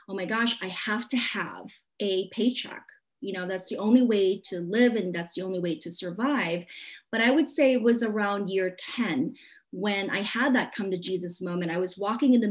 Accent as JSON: {"language": "English", "country": "Hong Kong", "tie": "born or raised there", "moved": "yes", "said": "I was born in Hong Kong, so I was very familiar with the traditions of feng shui and all that stuff"}